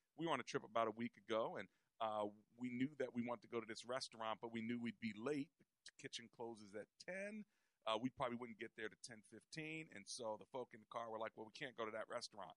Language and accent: English; United States; we're from America.